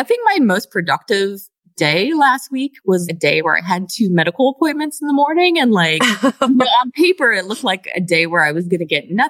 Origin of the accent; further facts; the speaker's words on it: Pacific Northwest, United States; also born or lived in East Coast; now in Houston, United States; I'm originally from the Pacific Northwest, and then I was on the East Coast for about 20 years.